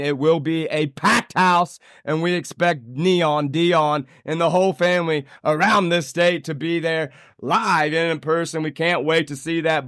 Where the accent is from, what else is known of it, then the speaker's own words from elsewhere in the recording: Indiana, United States; my home state of Indiana